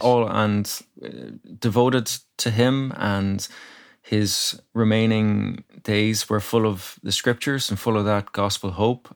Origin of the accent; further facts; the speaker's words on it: Ratoath, Leinster, Ireland; now in Dublin, Ireland; I grew up in County Meath